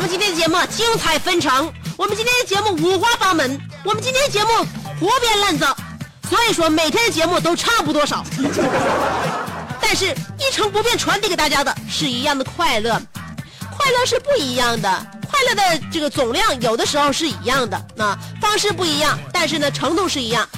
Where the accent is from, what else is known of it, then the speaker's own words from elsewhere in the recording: Northeast China, China; 真是让我们东北人就是没有办法选择。